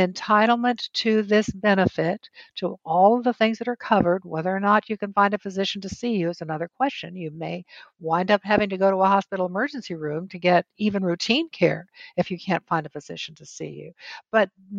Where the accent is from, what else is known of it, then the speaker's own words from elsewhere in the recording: New Mexico, United States; I'm originally from the Southwest. I was born and raised in New Mexico.